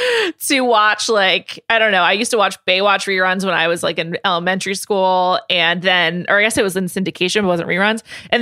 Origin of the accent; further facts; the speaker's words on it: New York City, New York, United States; I grew up in New York City. I never went west of like Michigan until I was like 21.